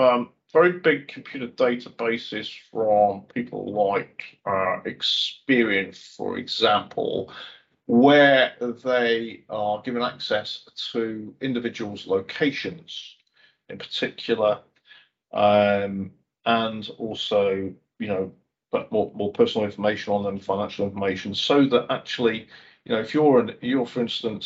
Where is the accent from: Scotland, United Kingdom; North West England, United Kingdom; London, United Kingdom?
Scotland, United Kingdom; schooling just south of Glasgow; moved away; also born or lived in England (born); I was brought up in Scotland